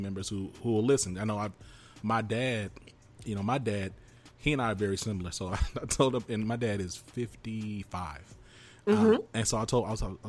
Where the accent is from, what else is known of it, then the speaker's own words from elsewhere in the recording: the South, United States; I'm from the South